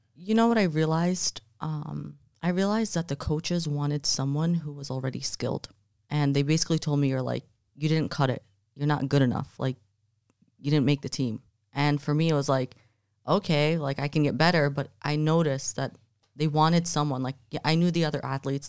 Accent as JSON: {"language": "English", "region": "New Jersey", "country": "United States", "tie": "born or raised there", "also_born_or_lived": "Jordan", "moved": "yes", "lives_now": "Miami, United States", "said": "I was raised in New Jersey, and then I moved to Miami"}